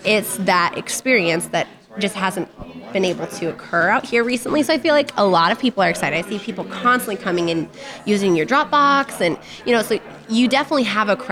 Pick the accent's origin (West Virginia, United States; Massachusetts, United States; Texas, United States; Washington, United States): Washington, United States; Ferndale; I'm from Ferndale